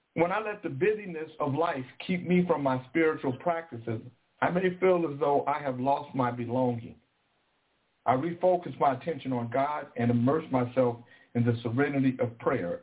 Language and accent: English; Sacramento, California, United States; I'm from Del Paso motherfucking Heights. I'm from Country Club Crest